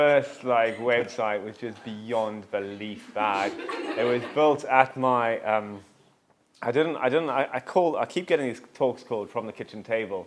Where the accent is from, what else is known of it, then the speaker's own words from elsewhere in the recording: Cape Town, Western Cape, South Africa; moved away as an adult; also born or lived in London; now in Scotland, United Kingdom; as you can hear from my broad Glasgow accent, I grew up just across the road in this lovely place called Cape Town, South Africa